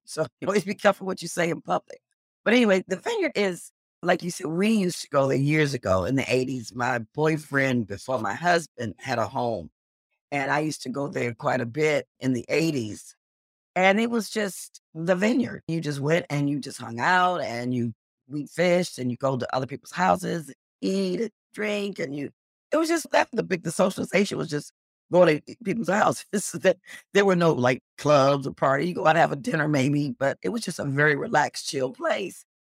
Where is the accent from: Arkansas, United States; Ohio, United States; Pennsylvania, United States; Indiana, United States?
Ohio, United States; Cleveland; also born or lived in New York; now in Los Angeles, United States; I grew up in Cleveland, Ohio, and then I lived in New York